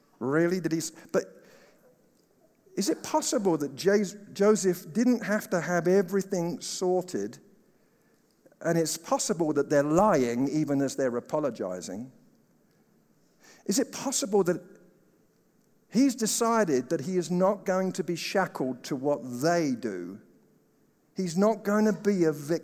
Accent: England, United Kingdom; now in United States; as an Englishman, as a Brit

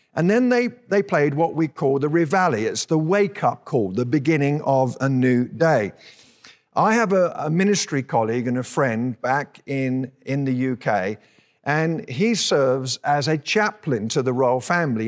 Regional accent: United Kingdom; now in Colorado, United States; we're British citizens

